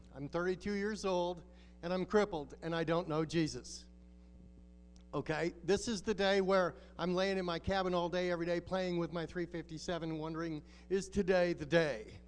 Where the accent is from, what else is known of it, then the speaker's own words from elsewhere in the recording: Alaska, United States; moved away as an adult; also born or lived in Mexico; We're from Alaska